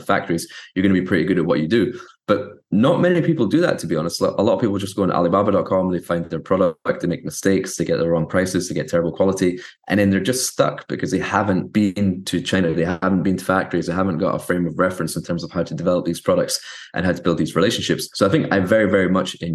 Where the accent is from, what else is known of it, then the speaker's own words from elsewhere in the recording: Scotland, United Kingdom; I grew up in Scotland